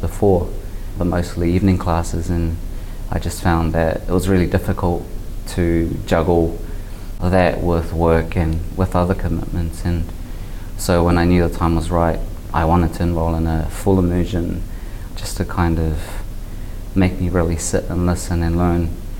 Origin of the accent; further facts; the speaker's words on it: New Zealand; where I grew up in Otahu, and only 15 minutes away from where I stay now in Manurewa.